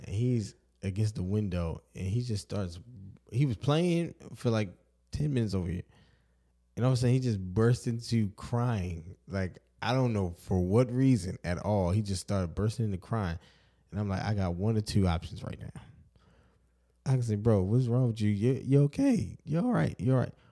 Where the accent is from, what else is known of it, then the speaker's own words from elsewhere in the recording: Baltimore, Maryland, United States; growing up in Baltimore